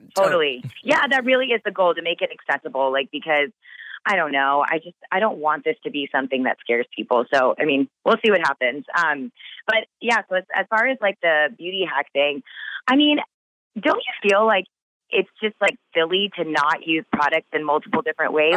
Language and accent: English; Texas, United States; I grew up in Texas blonde hair, blue eyes everywhere I looked